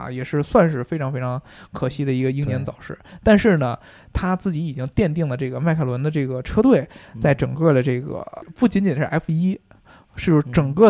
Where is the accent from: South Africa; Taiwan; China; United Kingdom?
United Kingdom; 就不止我们英国人，像法拉利啊什么的，